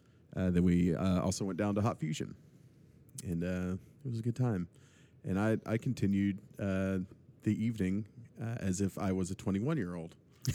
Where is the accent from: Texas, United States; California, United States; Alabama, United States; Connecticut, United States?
Texas, United States; Tyler; And as it turns out, I grew up in Tyler.